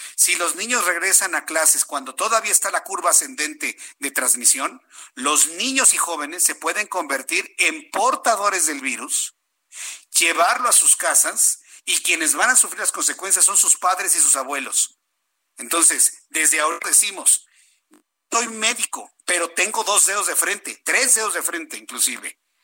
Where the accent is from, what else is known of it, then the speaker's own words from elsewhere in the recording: Mexico; Somos mexicanos